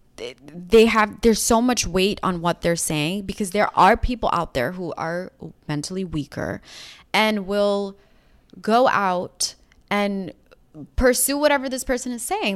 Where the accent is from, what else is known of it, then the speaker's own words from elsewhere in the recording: New York City, New York, United States; moved away as an adult; now in Los Angeles, United States; We grew up in Rockaway Beach